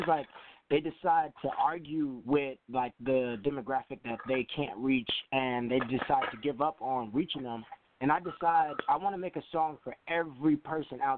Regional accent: Chicago, Illinois, United States; I'm calling from Chicago, Illinois. I'm born and raised here.

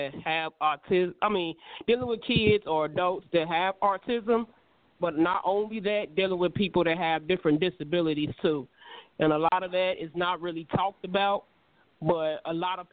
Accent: Gary, Indiana, United States; my hometown

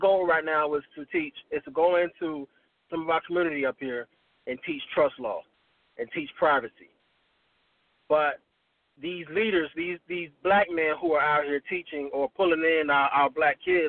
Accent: Miami, Florida, United States; now in Tallahassee, United States; I'm originally from Miami

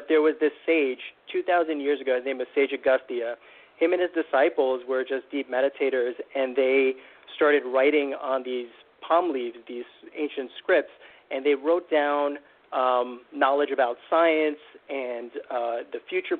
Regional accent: United States; I grew up in the United States

